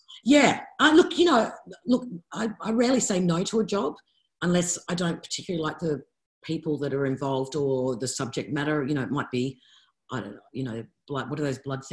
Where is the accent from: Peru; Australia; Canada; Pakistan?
Australia; Sydney, New South Wales; I grew up in Bondi. I lived on that beach.